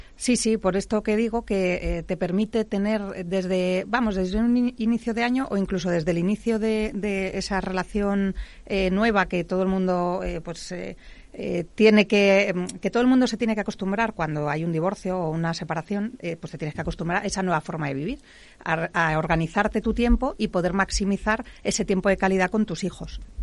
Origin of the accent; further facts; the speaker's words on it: Madrid, Community of Madrid, Spain; soy madrileña